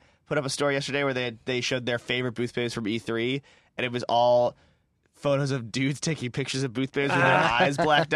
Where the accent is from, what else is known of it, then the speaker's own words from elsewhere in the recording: Chicago, Illinois, United States; I'm from the Chicago.